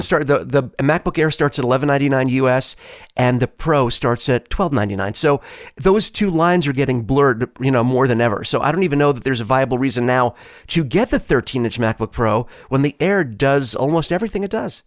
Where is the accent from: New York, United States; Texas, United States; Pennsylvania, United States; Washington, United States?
New York, United States; moved away; where I grew up in New York